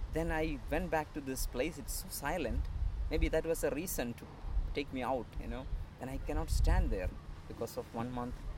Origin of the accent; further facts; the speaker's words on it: Kerala, India; coming from India, Kerala, and born and brought up in a um, priest family.